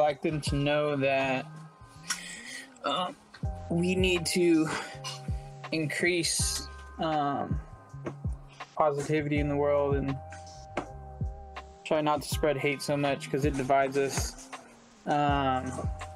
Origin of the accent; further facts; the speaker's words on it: San Francisco or the Bay Area, California, United States; growing up in San Francisco or the Bay Area